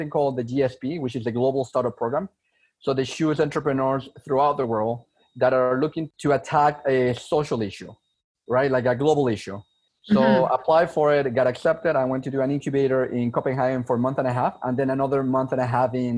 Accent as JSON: {"language": "English", "country": "Venezuela", "tie": "born or raised there", "also_born_or_lived": "Montreal, Canada", "moved": "as an adult", "lives_now": "Canada", "said": "I was born in Venezuela. I was born in South America. So immigrated to Canada back in 2008."}